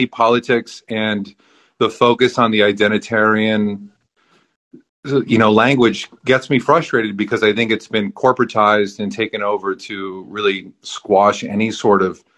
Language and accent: English; San Jose, California, United States; also born or lived in Madrid, Spain; I grew up in San Jose, California